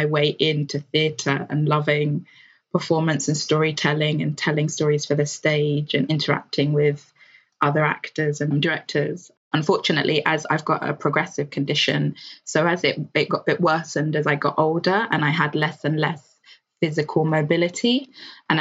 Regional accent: Nigeria; being queer and being Black and being Nigerian

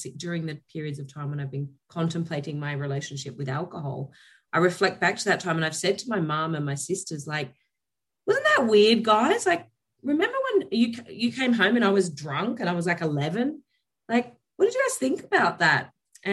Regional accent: Elands, New South Wales, Australia; moved away; also born or lived in Taree, New South Wales; I was born in Taree, but I grew up in a very small village called Elands in New South Wales.

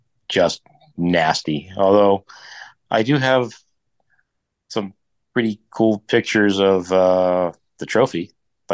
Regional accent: Boston, Massachusetts, United States; We're from Boston.

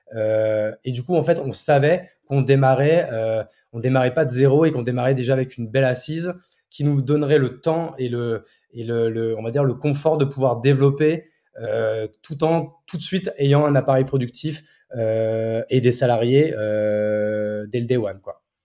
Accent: Marne, Champagne-Ardenne, Grand Est, France; also born or lived in Paris / Reims; mes parents ont voulu euh, déménager. Donc, du coup, euh, adolescent, enfin, enfance, adolescence et jusqu'au bac, euh, je suis dans la Marne

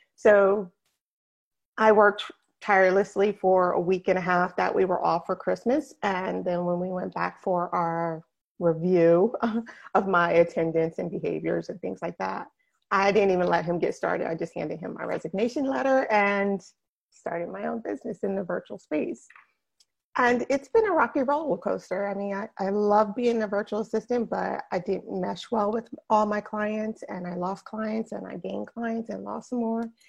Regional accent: New Jersey, United States; moved away as an adult; now in West Palm Beach, United States; I am from New Jersey, born and bred New Jersey girl all the way

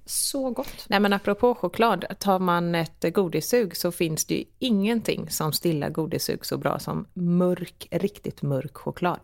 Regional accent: Gothenburg, Västra Götaland, Sweden; Sebbe är inte göteborgare, jag är

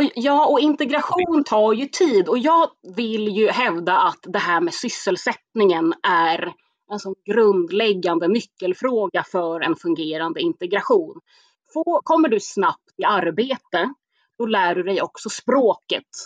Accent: Stockholm, Stockholm County, Sweden; jag är ju själv från Spånga, Tensta, eh, så jag är uppväxt med ett väldigt invandrartätt område

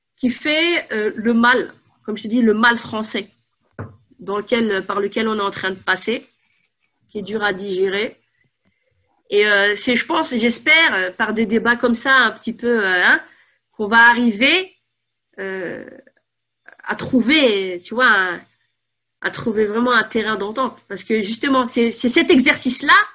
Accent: Paris, Île-de-France, France; Je suis née à Paris 14e.

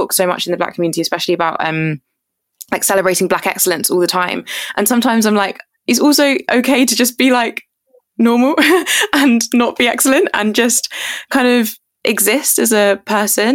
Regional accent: Surrey, South East England, United Kingdom; also born or lived in Jamaica; I grew up in Surrey, so that's like just outside of London, if people don't know where it is, but in like very, very white Surrey.

